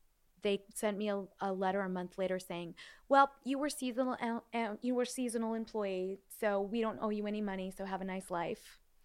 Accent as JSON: {"language": "English", "town": "Encino", "region": "California", "country": "United States", "tie": "born or raised there", "said": "But I grew up in Encino, Woodland Hills area. Mm-hmm. So all my friends were bat and bar mitzvahed, and 90% of them were Jewish."}